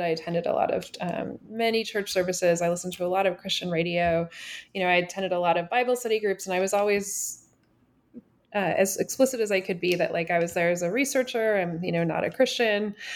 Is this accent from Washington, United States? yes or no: yes; Washington, United States; also born or lived in Toronto, Canada / New York City, United States; now in Nashville, United States; I grew up in Washington State and kinda lived all over